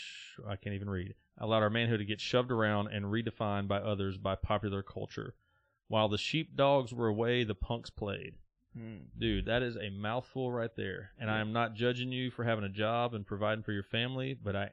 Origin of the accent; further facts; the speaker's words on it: the South, United States; I was raised in the South